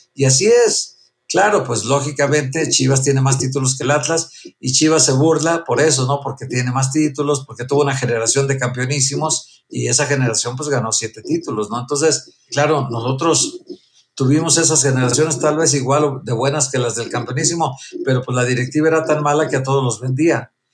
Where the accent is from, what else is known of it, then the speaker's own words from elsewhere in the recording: Guadalajara, Jalisco, Mexico; moved away as an adult; also born or lived in León; now in Mexico City, Mexico; ni en León, ni en Guadalajara, mi tierra